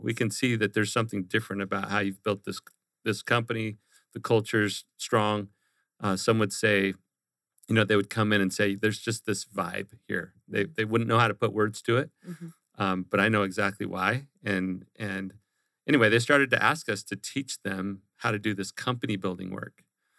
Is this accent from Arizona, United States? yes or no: yes; Glendale, Arizona, United States; now in Gilbert, United States; So I grew up here in the Valley in Glendale on the west side. I live in Gilbert now on the east side.